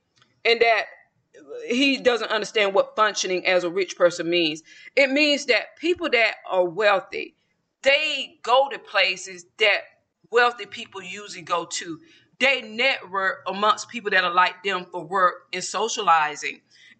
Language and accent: English; the South, United States; Mine also, when I'm from the South, but my accent is prevalent whoever I'm speaking with, especially when I get excited or emotional. You can tell that I'm from the South.